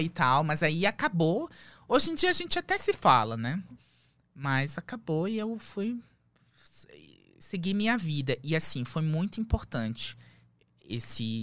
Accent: Lebanon; moved away as an adult; also born or lived in Manaus, Brazil / Belém, Brazil; now in Brazil; fomos com a roupa do corpo pro Líbano. E aí começou a fase mais difícil da minha vida. A gente vivia, eu vivia de, eh, de favor na casa dos avós. E aí eu fiquei lá até os os 18

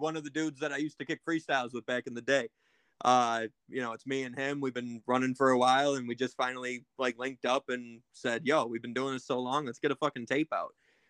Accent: Buffalo, New York, United States; I'm out with the suburbs of Buffalo, New York. So 716

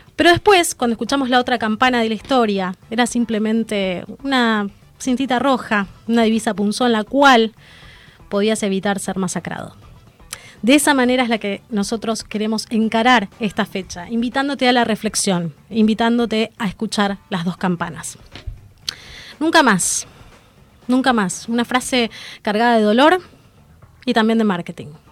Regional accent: Argentina; como ciudadana argentina

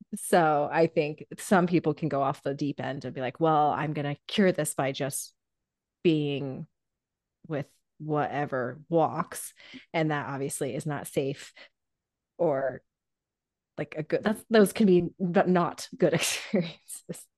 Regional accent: Indiana, United States; Growing up in Indiana

